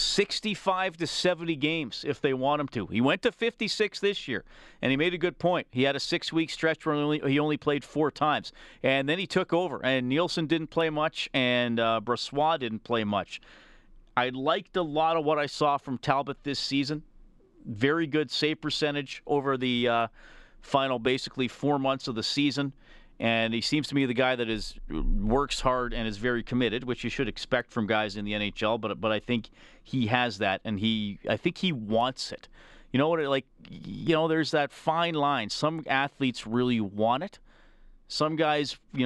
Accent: Canada; as a Canadian

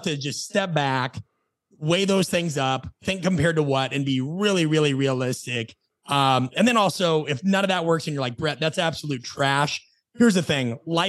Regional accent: Nebraska, United States; also born or lived in Phoenix / Los Angeles; now in Atlanta, United States; I live in Atlanta, Georgia. I've lived in Phoenix. By and large, and whenever I'd say, oh, I'm from Nebraska, people would say, oh, that's miserable.

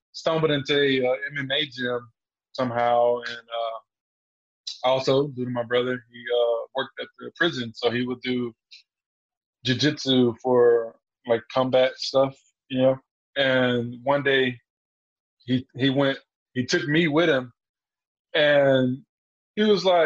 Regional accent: Beaumont, Texas, United States; also born or lived in Memphis, Tennessee; now in Dallas, United States; I grew up a combination between Beaumont, Texas and Memphis, Tennessee

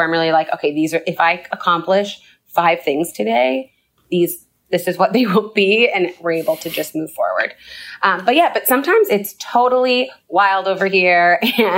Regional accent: Canada; moved away as an adult; now in United States; I grew up in Canada. I lived in the U.S. for 10 years.

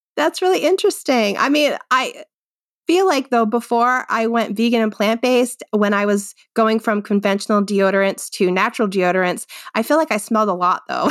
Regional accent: Rhode Island, United States; moved away as an adult; also born or lived in Worcester, Massachusetts; now in Londonderry, New Hampshire, United States; I actually was born and grew up in Rhode Island

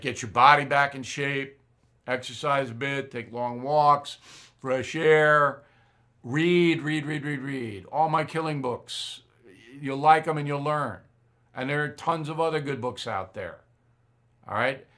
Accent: Long Island, New York, United States; here in my hometown on Long Island

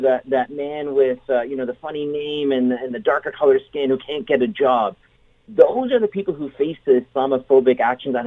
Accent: St. Catharines, Ontario, Canada; growing up in St. Catharines, and I love St. Catharines, but I was growing up in St. Catharines as a young boy

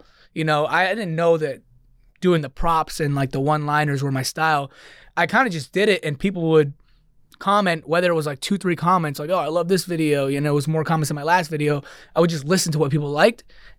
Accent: Queens, New York, United States; also born or lived in Dix Hills; No, I grew up in New York, born and raised. I just went to Texas

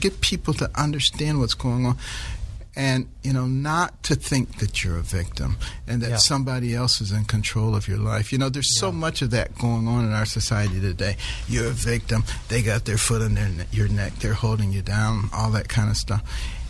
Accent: Detroit, Michigan, United States; moved away as an adult; also born or lived in New Haven / Ann Arbor / Baltimore; growing up in Detroit, then going to Yale, in New Haven, then coming to Ann Arbor, all of these are, you know, bastions of liberalism, and then going to Baltimore.

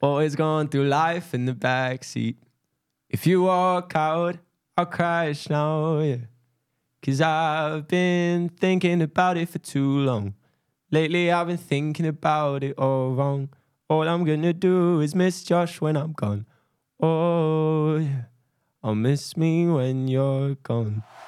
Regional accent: South Africa; a South African

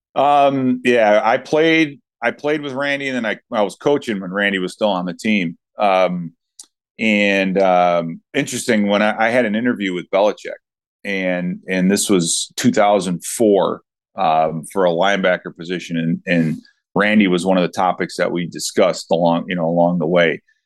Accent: Chicago, Illinois, United States; I grew up in Chicago

